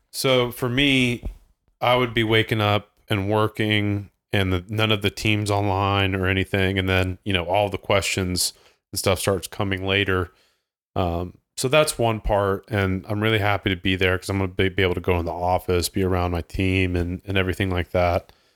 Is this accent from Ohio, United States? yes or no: yes; Ohio, United States; moved away; in Ohio, growing up in Ohio